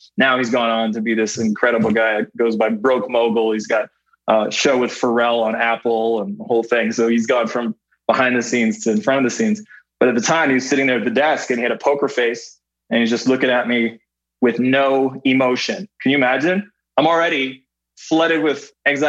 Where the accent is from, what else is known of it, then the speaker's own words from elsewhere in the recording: Canada; moved away as an adult; I grew up in Canada where we had our own version of MTV called Much Music